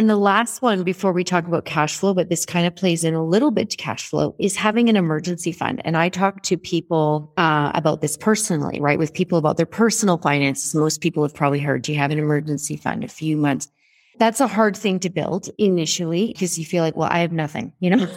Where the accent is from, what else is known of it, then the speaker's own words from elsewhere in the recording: Canada; moved away as an adult; also born or lived in Toronto; now in Rwanda; I am Canadian. I have a house in Toronto that I spend about twenty percent of my time.